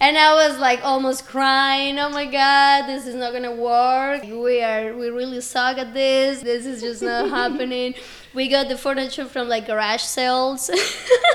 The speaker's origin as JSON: {"language": "English", "town": "Medellín", "region": "Antioquia", "country": "Colombia", "second_language": "English", "moved": "as an adult", "lives_now": "Orlando, United States", "said": "I'm originally from Medellin, Colombia, and I came here in 2016. I was 18, just about to turn"}